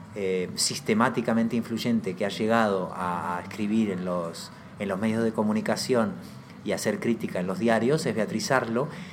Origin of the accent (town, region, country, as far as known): Argentina